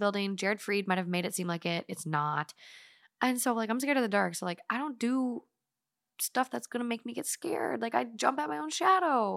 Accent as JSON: {"language": "English", "town": "Duluth", "region": "Minnesota", "country": "United States", "tie": "born or raised there", "said": "growing up in, like, Duluth, northern Minnesota"}